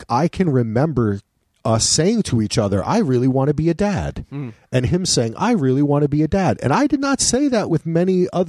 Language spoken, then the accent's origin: English; New Jersey, United States; I'm from New Jersey, motherfucker.